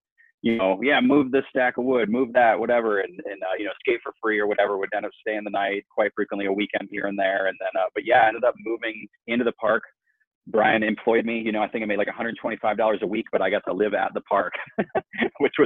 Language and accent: English; Fort Myers, Florida, United States; also born or lived in Tampa; grew up in Fort Myers.